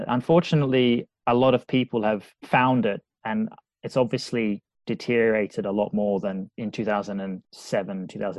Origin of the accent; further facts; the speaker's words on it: Australia; now in Liverpool, United Kingdom; I'm from the Pacific Ocean in Australia, used to having almost sun days every day. And now I live in Liverpool where it's grey.